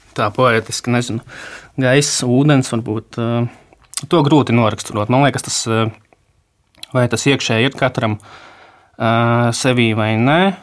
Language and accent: Latvian; Rēzekne, Latgale, Latvia; also born or lived in Riga; esmu dzimis Rēzaknē, pabeidzis uh, tur vidusskolu